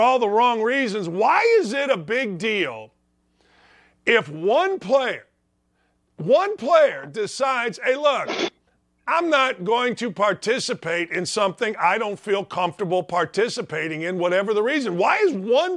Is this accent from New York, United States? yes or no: no; Northwest Indiana, United States; I grew up in Northwest Indiana